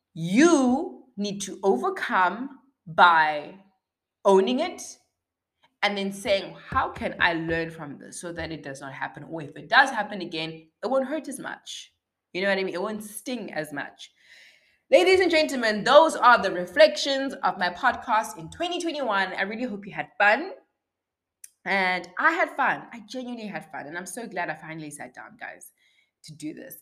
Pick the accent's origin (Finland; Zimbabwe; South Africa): South Africa; As a South African